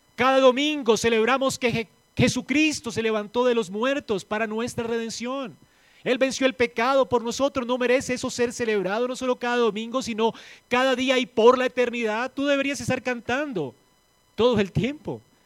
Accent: Colombia; aquí en Colombia

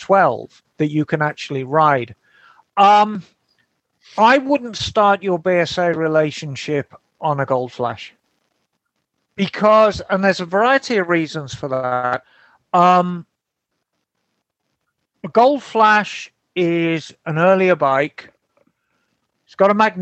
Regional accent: Birmingham, West Midlands, United Kingdom; Birmingham born and bred.

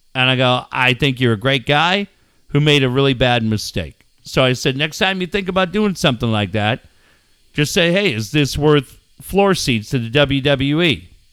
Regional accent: Minneapolis, Minnesota, United States; Growing up in Minneapolis, I lived in an apartment complex

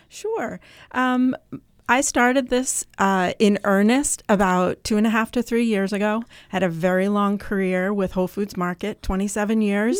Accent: Vermont, United States; now in New Hampshire, United States; I grew up in Vermont

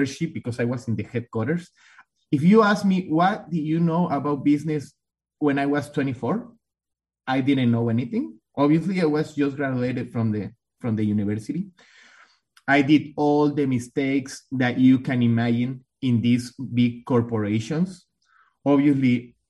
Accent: beside Guatemala, southern Mexico, Mexico; English is a second language; moved away as an adult; now in United States; I'm from Mexico, as everybody can listen with my accent. I have a strong accent. I'm from the south of Mexico. I'm not from the north.

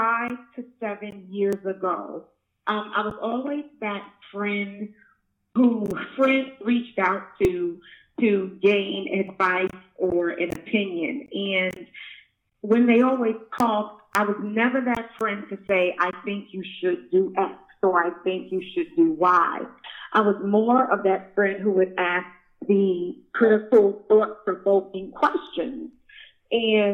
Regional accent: New York City, New York, United States; moved away; I was born and raised in Brooklyn, New York

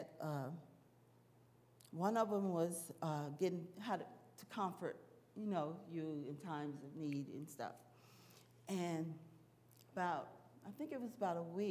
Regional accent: Arkansas, United States; I'm from Arkansas

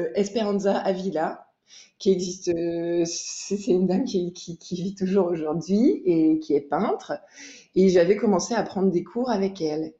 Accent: Jura, Bourgogne-Franche-Comté, France; j'ai grandi dans le Jura, dans un village

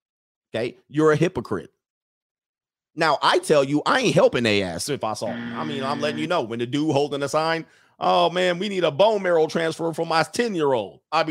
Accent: California, United States; I mean, we're out of town. We're from California. We got stuck out here.

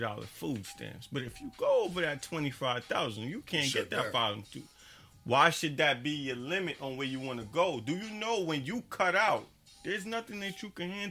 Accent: Jamaica; now in United States; I was born in Jamaica

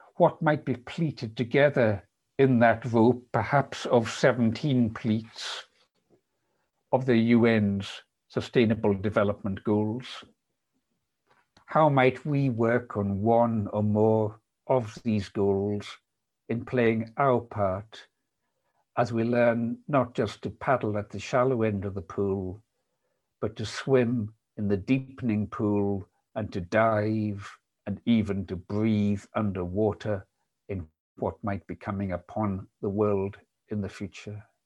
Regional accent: Isle of Lewis, Scotland, United Kingdom; the Isle of Lewis, which is where I was raised

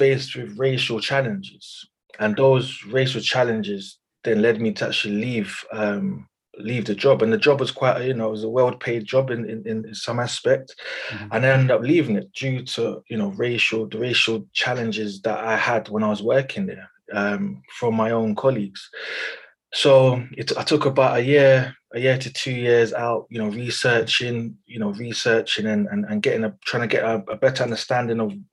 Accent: United Kingdom; I am very much British. I was born here, second, third generation born here.

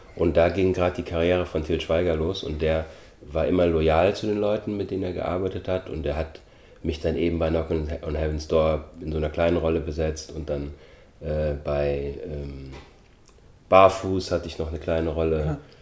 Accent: Germany; also born or lived in Austria; ich bin 1973 geboren worden in Österreich, bin dann mit sechs Jahren nach Deutschland gezogen.

